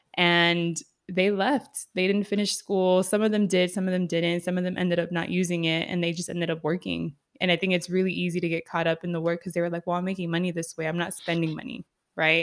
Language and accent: English; San Diego, California, United States; I grew up in San Diego, which is heavy in Mexican culture